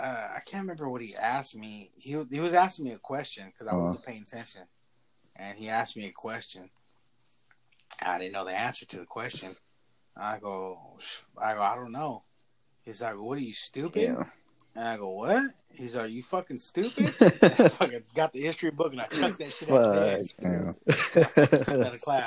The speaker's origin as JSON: {"language": "English", "town": "Tioga", "country": "United States", "tie": "born there", "said": "Remember the whole last week of summer, because it was when I was born in Tioga. We'd ride the bus from Tioga."}